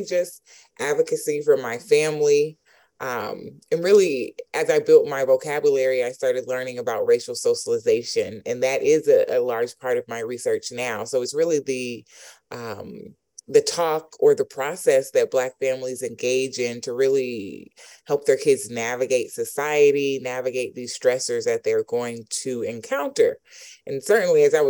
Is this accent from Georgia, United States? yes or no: yes; College Park, Georgia, United States; growing up in College Park, Georgia